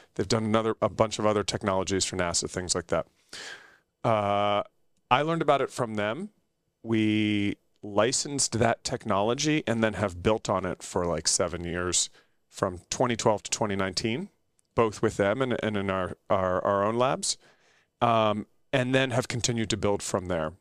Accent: United States; also born or lived in United Kingdom; I'm American

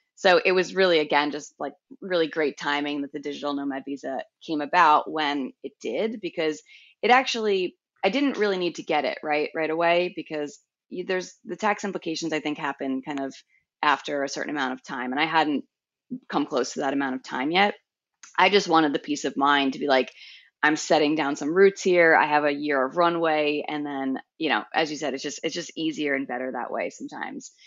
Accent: Long Island, New York, United States; moved away as an adult; also born or lived in Brooklyn / San Francisco; now in Hvar, Croatia; I'm originally from Long Island, New York

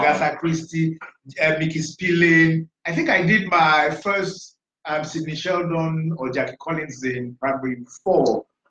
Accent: Badagry, Lagos, Nigeria; I grew up in Badagry, in primary school, secondary school. I went to a boarding school, Lagos State Model College

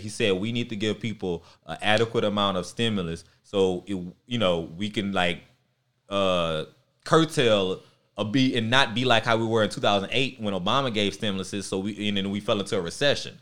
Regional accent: Baton Rouge, Louisiana, United States; I'm from North Baton Rouge

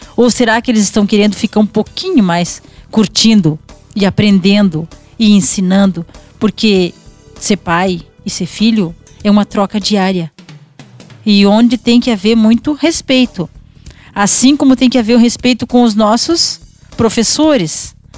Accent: Quaraí, Rio Grande do Sul, Brazil; moved away as an adult; now in Rosário do Sul, Brazil; Eu já morava em Rosário, eu sou natural de Quaraí, né?

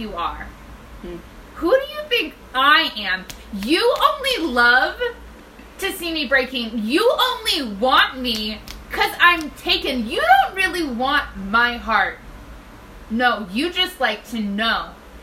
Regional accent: Tennessee, United States; I'm from Tennessee.

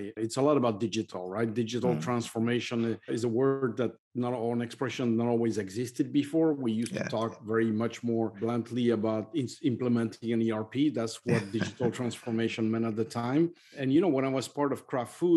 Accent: Belgium; English is a second language; moved away; I'm from Belgium originally.

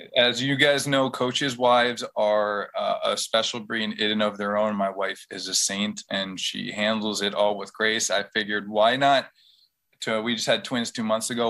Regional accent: West Islip, New York, United States; growing up in West Islip, it was a very prideful community

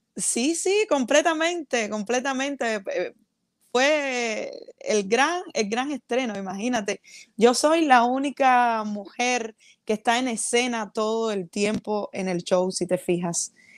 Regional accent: Cuba; moved away as an adult; la agrupación con la que salí de Cuba

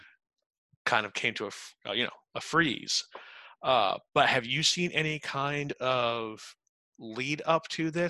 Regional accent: Utica, New York, United States; moved away; also born or lived in North Carolina; I grew up in Utica, New York

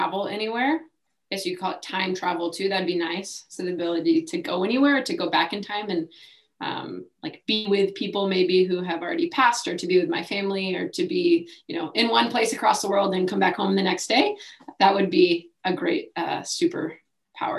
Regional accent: Dallas, Texas, United States; moved away; I grew up in Dallas, Texas, like North Dallas, Richardson area

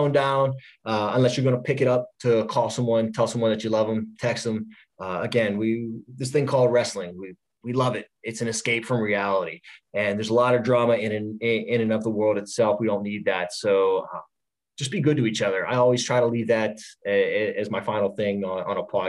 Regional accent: Pittsburgh, Pennsylvania, United States; I'm from Pittsburgh.

